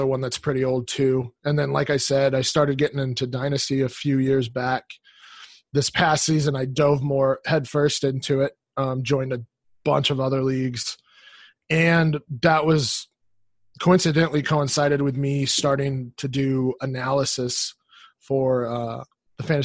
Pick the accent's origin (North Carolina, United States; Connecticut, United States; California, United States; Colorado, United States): Colorado, United States; So, I grew up in Colorado, Denver Broncos fan.